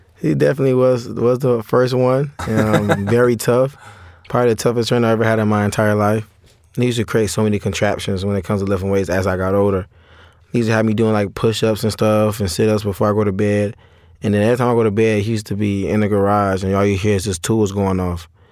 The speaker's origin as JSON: {"language": "English", "town": "St. Petersburg", "region": "Florida", "country": "United States", "said": "I'm from Saint Petersburg, Florida"}